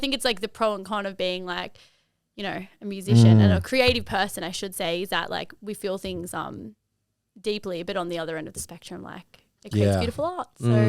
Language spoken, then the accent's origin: English; Fairfield, New South Wales, Australia; Like I grew up in Fairfield